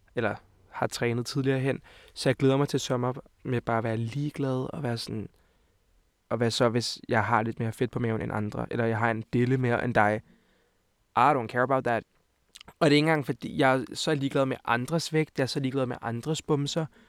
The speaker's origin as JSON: {"language": "Danish", "town": "Hvidovre", "region": "Capital Region of Denmark", "country": "Denmark", "also_born_or_lived": "Montenegro", "said": "Jeg er 20 år gammel og kommer fra Hvidovre af. Og Montenegro af. Så jeg er halv-halv."}